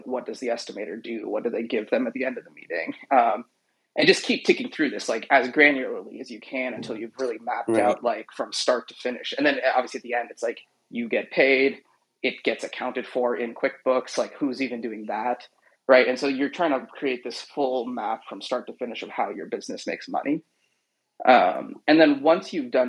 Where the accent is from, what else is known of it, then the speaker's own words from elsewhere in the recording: Seattle, Washington, United States; It's a residential and commercial tree care business in Seattle, which is my hometown